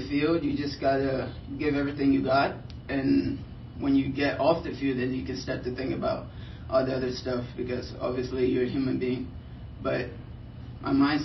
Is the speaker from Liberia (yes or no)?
yes; Liberia; now in United States; originally I'm from Liberia, West Africa